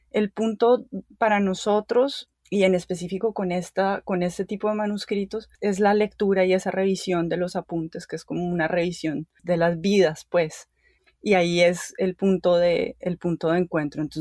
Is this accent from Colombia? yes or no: yes; Colombia; now in United States; yo me fui de Colombia y llegué aquí a los Estados Unidos, donde todavía estoy